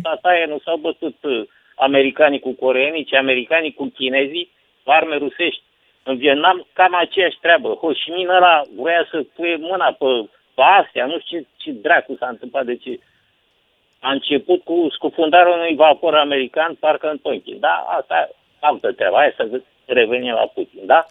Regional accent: Galați, Galați County, Romania; eu sunt din Galați

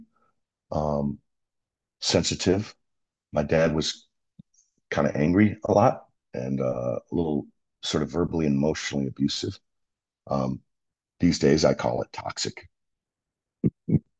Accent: Buffalo, New York, United States; I grew up in Buffalo

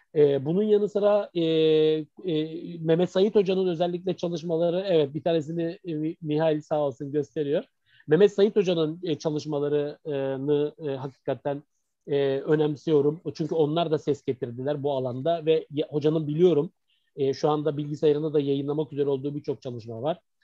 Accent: Izmir, Turkey; also born or lived in Mardin; aslında biz İzmirliyiz yani, ailecek İzmirliyiz

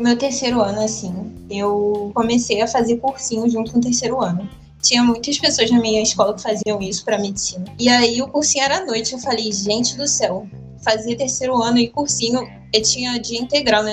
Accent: Rio de Janeiro, Brazil; moved away as an adult; now in Salvador, Brazil; Eu sou carioca. Eu tenho 21 anos e toda a minha vida, toda a minha família é do Rio também.

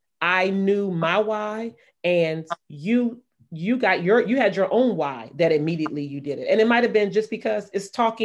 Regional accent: Maryland, United States; moved away as an adult; also born or lived in Brooklyn, New York; I was still in the comfort of my hometown where I grew up.

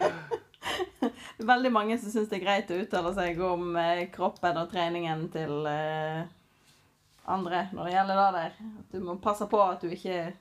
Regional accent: Norway; vi er jo nordmenn i vår kultur

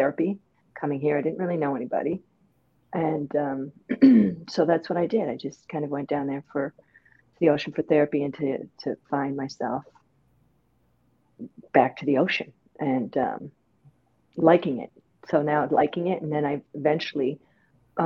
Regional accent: Canada; moved away as an adult; also born or lived in Brooklyn, New York; now in Rockaway, United States; I'm from Canada

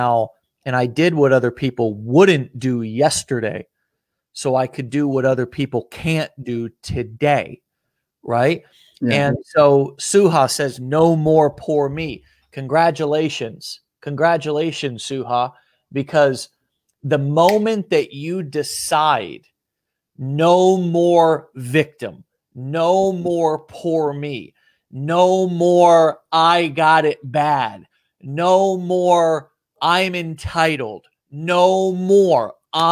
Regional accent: United States; I'm an American

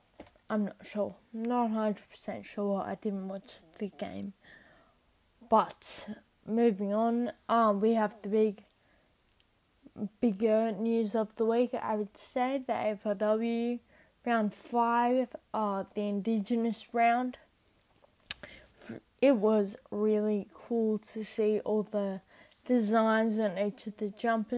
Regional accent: Boston, Massachusetts, United States; born there; I was born in Boston, Massachusetts, and I actually have a bit of stability in who I follow

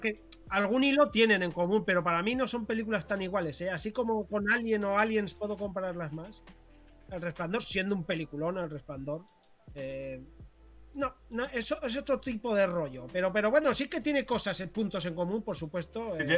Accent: Corella, Navarre, Spain; now in Pamplona, Spain; la ciudad de Tudela, que está cerca de mi pueblo

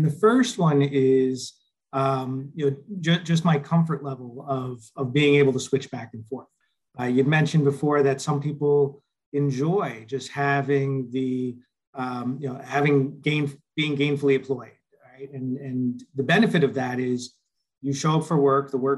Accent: Northern New Jersey, United States; moved away as an adult; also born or lived in Florida / Indiana / Minnesota; now in Cupertino, United States; So originally born and raised in Northern New Jersey.

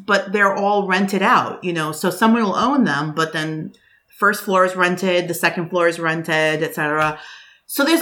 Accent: New York City, New York, United States; I was born and raised here in New York and I don't live in Manhattan

